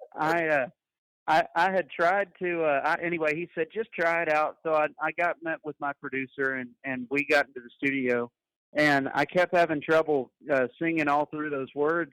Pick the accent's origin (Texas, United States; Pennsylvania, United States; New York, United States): Texas, United States; San Angelo; I am from San Angelo, Texas. I've been I was born and raised here from a rodeo and ranching family.